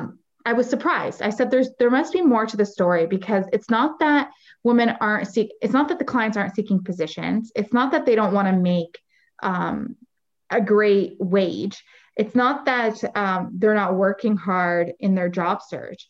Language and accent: English; Windsor, Ontario, Canada; also born or lived in Lebanon; I'm from Windsor, Ontario, and we have a huge manufacturing sector.